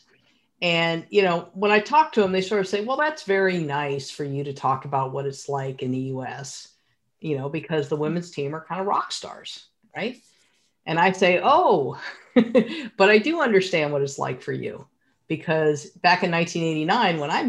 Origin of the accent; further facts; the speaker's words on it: United States; I'm an American female goalkeeper